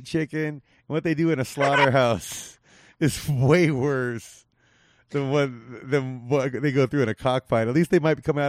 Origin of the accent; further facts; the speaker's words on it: Whittier, California, United States; moved away as an adult; now in Las Vegas, United States; I'm originally from the 562 part. I'm from the from Whittier, like the gateway cities.